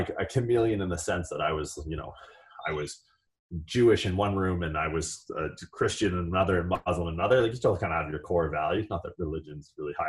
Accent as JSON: {"language": "English", "country": "Canada", "tie": "born or raised there", "moved": "yes", "said": "I grew up in Canada."}